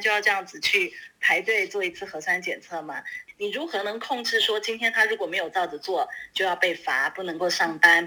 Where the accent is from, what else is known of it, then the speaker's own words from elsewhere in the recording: Taiwan; now in Beijing, China; 我自己作为一个台湾人